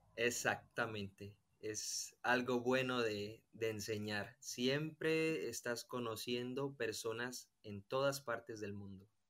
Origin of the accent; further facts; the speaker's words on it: Colombia; moved away as an adult; now in Spain; soy de Colombia y tengo 28 años. Estoy viviendo aquí en España